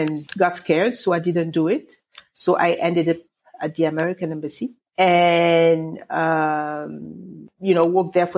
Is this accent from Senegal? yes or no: yes; Dakar, Senegal; moved away; I am from Dakar, Senegal, West Africa.